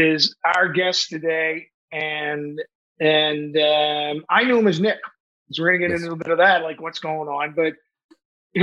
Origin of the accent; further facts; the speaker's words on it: Saint John, New Brunswick, Canada; based out of St. John, New Brunswick, my hometown.